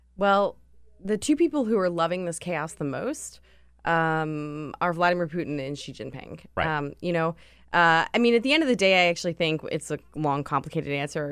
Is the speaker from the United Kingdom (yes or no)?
no; Pittsburgh, Pennsylvania, United States; I'm from Pittsburgh